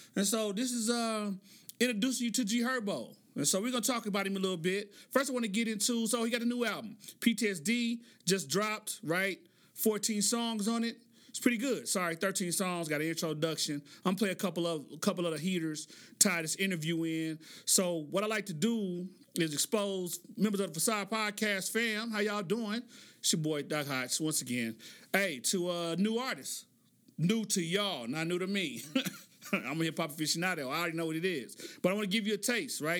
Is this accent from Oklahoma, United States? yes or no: yes; Oklahoma City, Oklahoma, United States; I grew up in Oklahoma City.